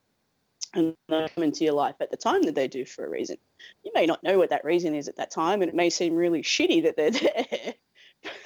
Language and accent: English; Australia; I'm an Australian